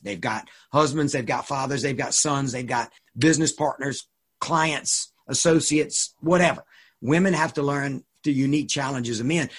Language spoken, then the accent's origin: English; Suffolk, Virginia, United States; I live 10 minutes now from where I grew up, the uh, farm that I grew up on